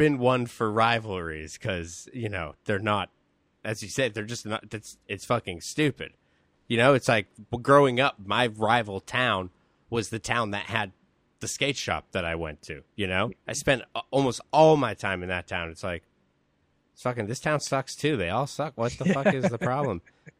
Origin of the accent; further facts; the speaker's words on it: North Shore, Massachusetts, United States; I'm from the North Shore.